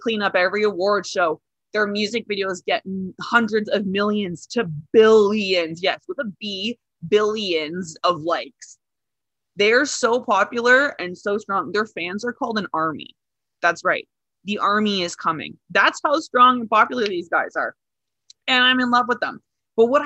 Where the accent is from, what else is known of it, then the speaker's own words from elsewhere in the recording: Northern Ontario, Canada; I'm from Northern Ontario, very, very French.